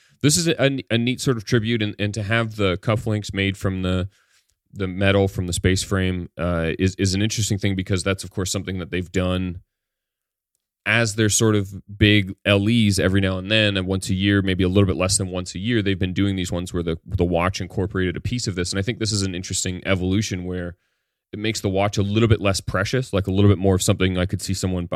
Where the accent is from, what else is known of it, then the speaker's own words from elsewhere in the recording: Ontario, Canada; As a kid, I growing up near the Canadian Warplane Heritage Museum, they have one of the only flying Lancasters in the world.